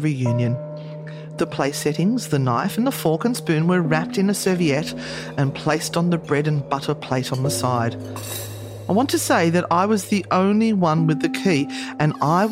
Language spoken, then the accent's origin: English; Sydney, New South Wales, Australia; I was born in the Sydney Women's Hospital